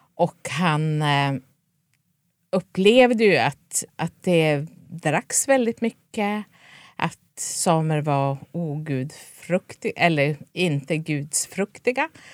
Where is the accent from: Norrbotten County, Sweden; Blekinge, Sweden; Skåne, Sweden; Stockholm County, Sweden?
Norrbotten County, Sweden; Jokkmokk; Jag är född och uppvuxen i Jokkmokk där jag numera bor.